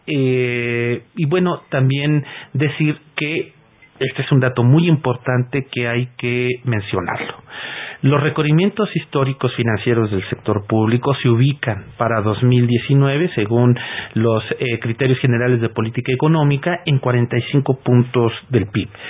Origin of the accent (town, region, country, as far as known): Mexico